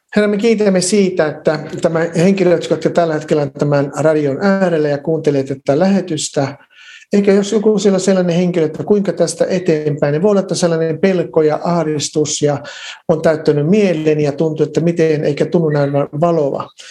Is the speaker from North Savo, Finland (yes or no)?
yes; Varkaus, North Savo, Finland; now in Lahti, Finland; mä olen kotoisin Varkaudesta, mä olin syntynyt ja käynyt siellä kouluni